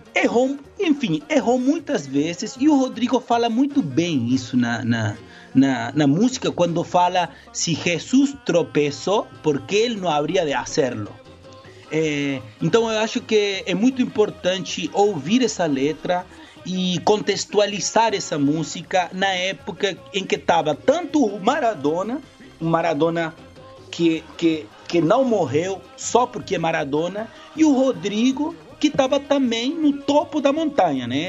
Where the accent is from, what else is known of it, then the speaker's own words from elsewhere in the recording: Córdoba, Argentina; Portuguese is a second language; moved away; also born or lived in Brazil; do meu povo, da minha terra, da minha identidade, que é Córdoba, que é Quarteto, que é o Belgrano